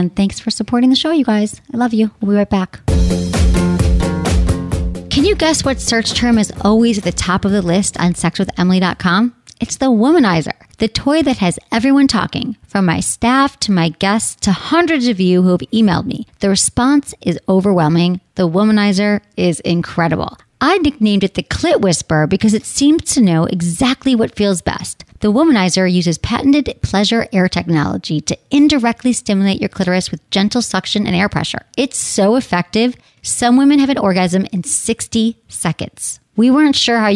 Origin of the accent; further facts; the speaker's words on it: Michigan, United States; moved away; also born or lived in San Francisco, California; I lived there for 20 years. I'm from Michigan